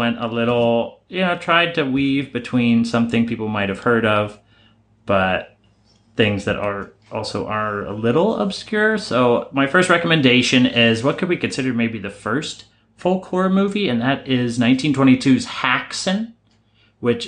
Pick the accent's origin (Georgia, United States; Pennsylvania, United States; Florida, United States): Pennsylvania, United States; Pittsburgh; we're from Pittsburgh